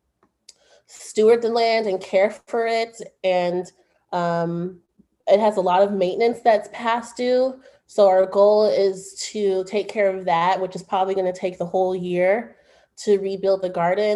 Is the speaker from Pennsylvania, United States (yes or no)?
no; Oakland, California, United States; I'm from Oakland